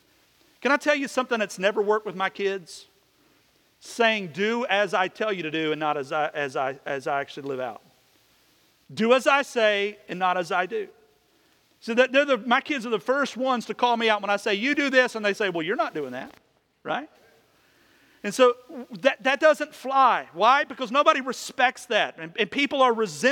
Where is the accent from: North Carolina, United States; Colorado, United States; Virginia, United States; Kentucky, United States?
Kentucky, United States; moved away; When I was a kid, in the little neighborhood I grew up in back in Kentucky